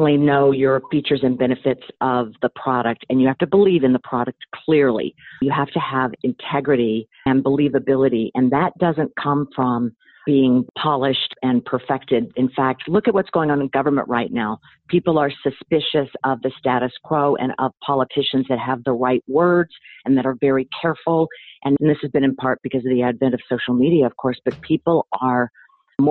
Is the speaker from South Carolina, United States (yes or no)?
yes; South Carolina, United States; moved away as an adult; also born or lived in Texas; I'm from South Carolina